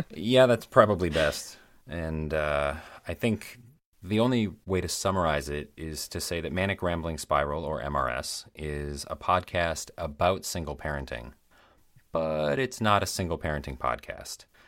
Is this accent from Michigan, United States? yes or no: yes; Michigan's Upper Peninsula, United States; accent: Midwestern; now in Chicago area, United States; I was born and raised in Michigan's Upper Peninsula.